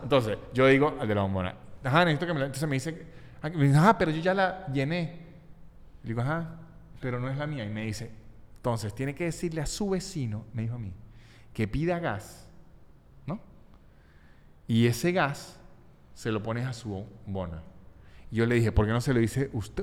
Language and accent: Spanish; Venezuelan Andes, Venezuela; also born or lived in Mexico; now in Argentina; Yo soy muy andino.